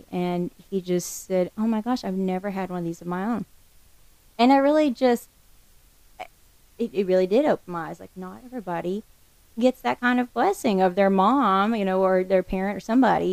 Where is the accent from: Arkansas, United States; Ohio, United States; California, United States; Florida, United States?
Arkansas, United States; the Ozarks; moved away as an adult; also born or lived in Houston, Texas; now in Delaware, United States; I grew up in the Ozarks in Arkansas, so I was definitely a mountain kid running around